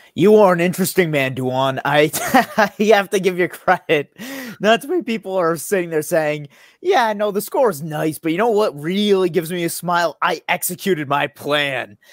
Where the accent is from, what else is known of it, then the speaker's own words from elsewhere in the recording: United States; first language English; I'm an American, I'm a native speaker